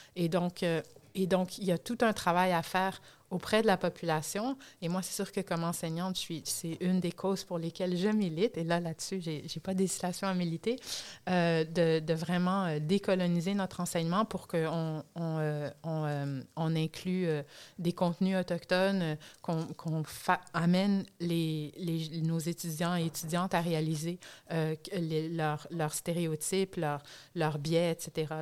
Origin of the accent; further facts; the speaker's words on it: Canada; moved away; du Canada parce que c'est le pays que je connais le mieux, en étant originaire, si vous en êtes pas encore rendu compte, étant donné mon accent